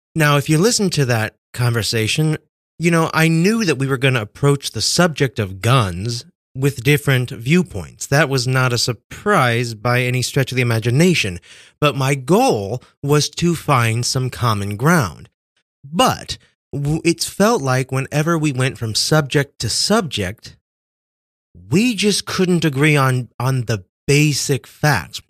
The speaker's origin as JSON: {"language": "English", "region": "Kansas", "country": "United States", "tie": "born or raised there", "moved": "yes", "said": "I grew up in Kansas"}